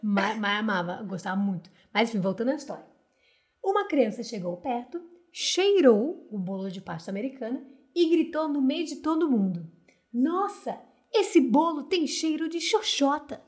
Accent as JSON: {"language": "Portuguese", "region": "Rio de Janeiro", "country": "Brazil"}